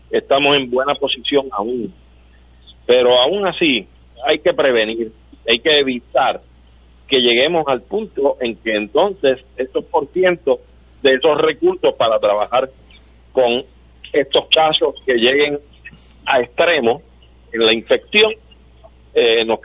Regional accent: Puerto Rico; mi nación puertorriqueña

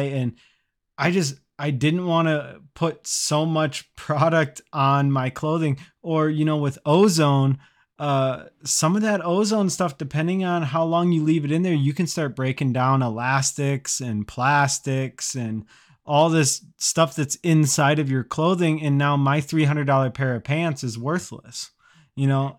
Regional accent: Midwest, United States; I'm from the Midwest

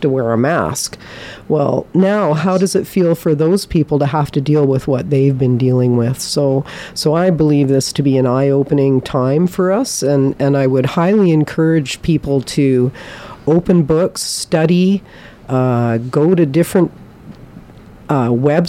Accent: British Columbia, Canada; we're British Columbians.

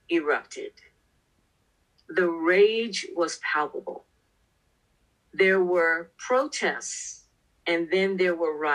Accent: New York City, New York, United States; Well, I was raised in a section of New York City called South Jamaica, Queens.

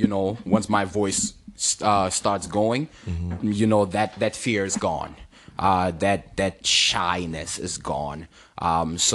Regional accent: Cameroon; now in Maryland, United States; growing up in Cameroon, you know, my parents and my aunties used to tell me that the first word that I learned was book.

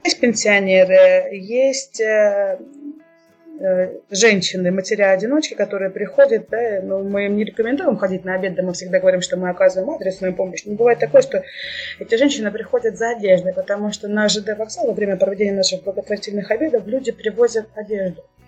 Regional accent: Kursk Oblast, Russia; now in Kursk, Russia; Сама родом я из Курской области, из многодетной семьи

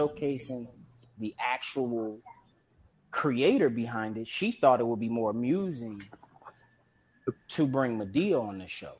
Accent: Compton, California, United States; when I was growing up in Compton

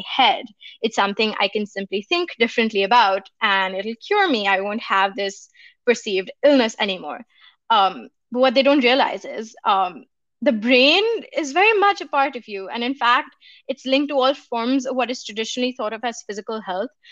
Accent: India; moved away; I come from India, and in my community

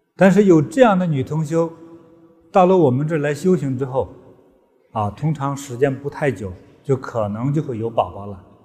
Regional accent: China; 在中国，我的祖国

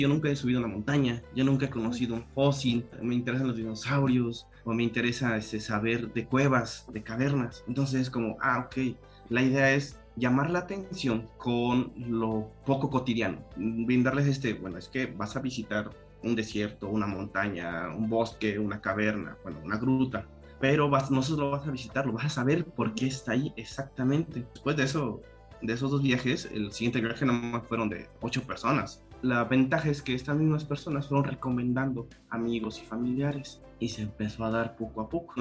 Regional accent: Oaxaca, Mexico; yo soy eh, ingeniero geólogo, como comentas, y soy de Oaxaca

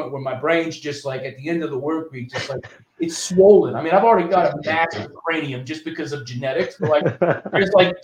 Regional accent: New Orleans, Louisiana, United States; now in Austin, United States; I grew up in New Orleans

